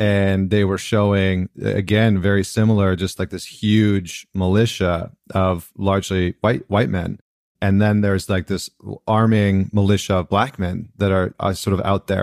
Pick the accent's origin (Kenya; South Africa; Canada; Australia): Canada; now in United States; being a Canadian that's moved down into the States